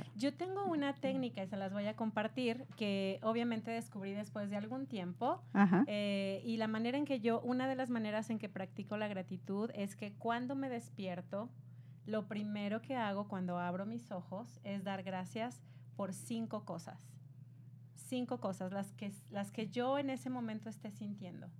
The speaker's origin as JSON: {"language": "Spanish", "country": "Mexico", "said": "yo soy de México"}